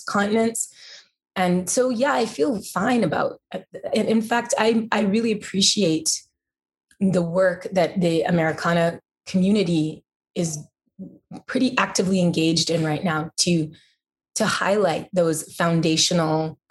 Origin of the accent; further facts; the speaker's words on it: Montreal, Quebec, Canada; first language English; now in Nashville, United States; I'm technically not French Canadian, although I grew up in French Canada